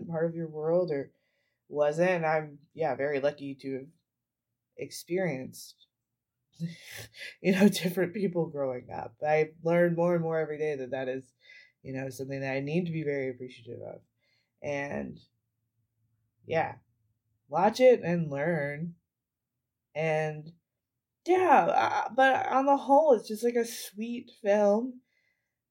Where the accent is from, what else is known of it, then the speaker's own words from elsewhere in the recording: Danville, Kentucky, United States; I grew up in Danville, Kentucky, which has a very large deaf population